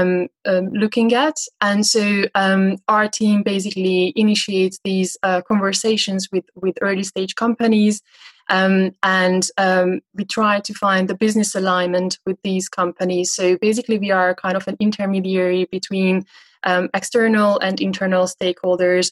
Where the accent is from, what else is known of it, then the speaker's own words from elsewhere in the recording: Budapest, Hungary; moved away as an adult; also born or lived in San Francisco; now in London, United Kingdom; So I'm originally from Hungary, from Budapest. I lived most of my life there.